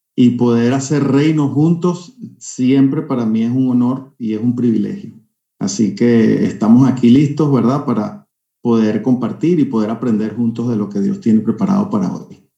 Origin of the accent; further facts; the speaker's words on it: Caracas, Capital District, Venezuela; now in California, United States; Yo soy caraqueño, nacido en Caracas